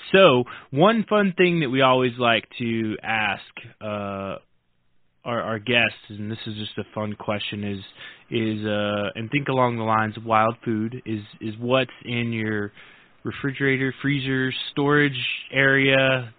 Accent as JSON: {"language": "English", "region": "Oklahoma", "country": "United States", "said": "So I'm from Oklahoma, and I'm a member of the Choctaw Nation there"}